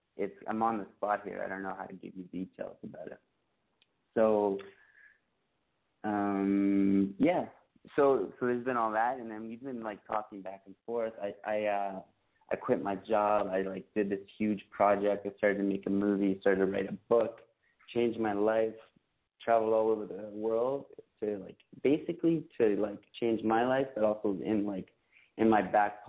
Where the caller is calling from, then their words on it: Montreal, Quebec, Canada; I'm calling from Montreal, and I'm 28.